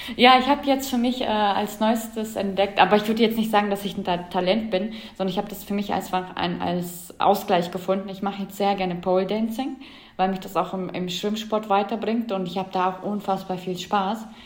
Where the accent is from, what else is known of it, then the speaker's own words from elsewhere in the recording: Germany; bei uns in Deutschland oder Europa